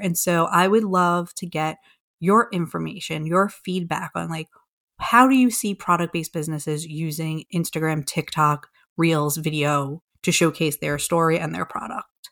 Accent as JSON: {"language": "English", "region": "New York", "country": "United States", "said": "I am from New York"}